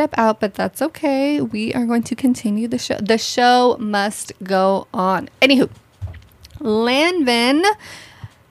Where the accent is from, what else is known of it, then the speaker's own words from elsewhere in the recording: Arlington, Virginia, United States; I'm really from Arlington, Virginia